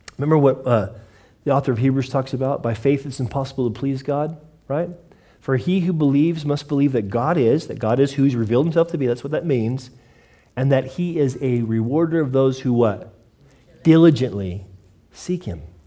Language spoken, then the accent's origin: English; United States; I grew up in America